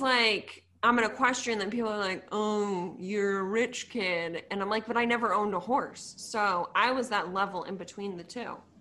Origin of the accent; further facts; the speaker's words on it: Sudbury, Massachusetts, United States; moved away as an adult; also born or lived in Purdue (Indiana); I grew up in Sudbury, so, like, forty-five minutes outside of the city.